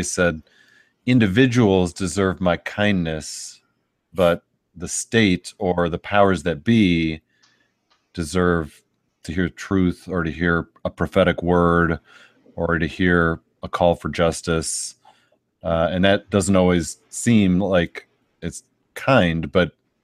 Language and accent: English; United States; as an American